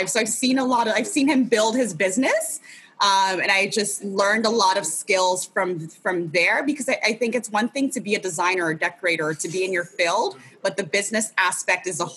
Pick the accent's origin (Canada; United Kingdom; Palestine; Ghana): Ghana; He, you know, I'm originally from Ghana, so my parents are both from Ghana as well.